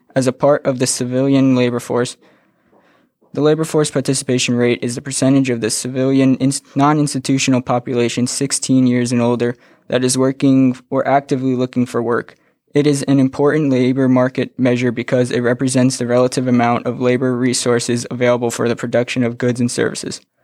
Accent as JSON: {"language": "English", "town": "Kinnelon", "region": "New Jersey", "country": "United States", "said": "I'm from Kinnelon, New Jersey"}